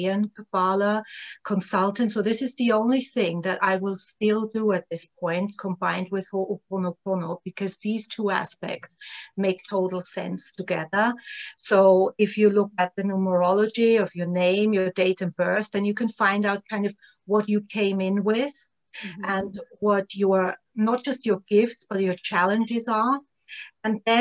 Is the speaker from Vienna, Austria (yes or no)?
yes; Vienna, Austria; moved away; I'm from Vienna, Austria, originally.